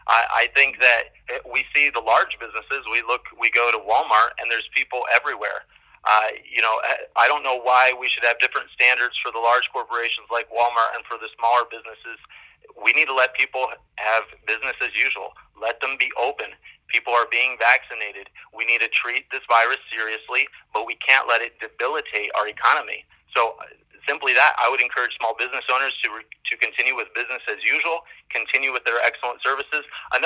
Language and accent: English; Brazil; now in United States; I grew up overseas in Brazil.